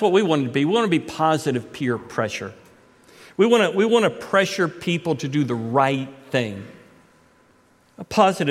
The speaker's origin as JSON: {"language": "English", "town": "Titusville", "region": "Florida", "country": "United States", "tie": "born or raised there", "moved": "as an adult", "said": "I was raised in Titusville from the time I was 5 until Jay Lynn and I left at the age of 20 when I was 23"}